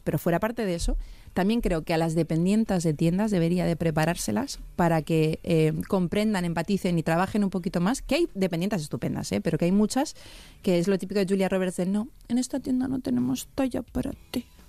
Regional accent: Bilbao, Basque Country, Spain; Y yo de Bilbao

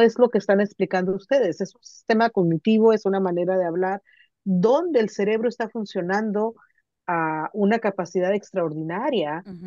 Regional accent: Mexicali, Baja California, Mexico; yo soy de Mexicali, Baja California, que es frontera con Calexico

